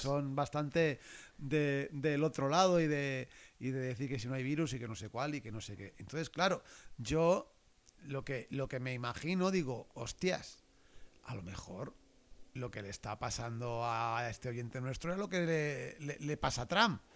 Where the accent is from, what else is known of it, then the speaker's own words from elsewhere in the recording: Valencian Community, Spain; valencianos como yo